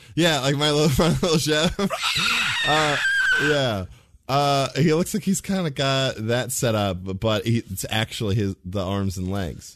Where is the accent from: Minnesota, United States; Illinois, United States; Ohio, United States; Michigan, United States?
Ohio, United States; in Ohio, so we, like, we are Midwesterners